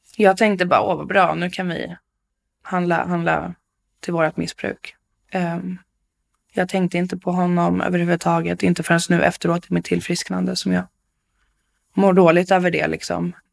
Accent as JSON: {"language": "Swedish", "town": "Bålsta", "region": "Uppsala County", "country": "Sweden", "tie": "born or raised there", "also_born_or_lived": "Stockholm", "said": "Jag är född i Stockholm, men jag är uppvuxen i Bålsta, eh, i ett familjehem."}